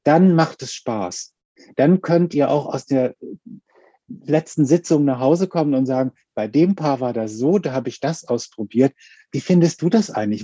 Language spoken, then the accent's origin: German; Hamburg, Germany; ich komme aus Hamburg